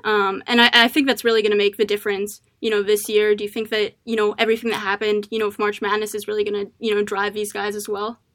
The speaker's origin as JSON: {"language": "English", "region": "Maryland", "country": "United States", "said": "I'm from Maryland."}